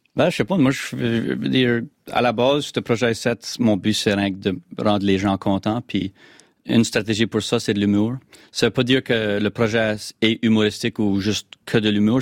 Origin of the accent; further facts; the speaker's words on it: Acadia, Canada; accent: Acadian; je suis un Acadien